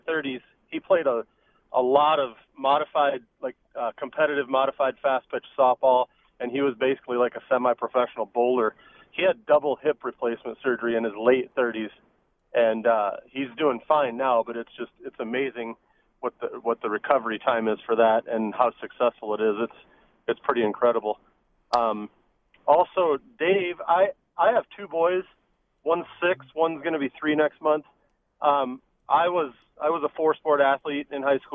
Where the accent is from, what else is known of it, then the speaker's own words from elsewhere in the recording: Iowa, United States; now in Denver, United States; I grew up in Iowa.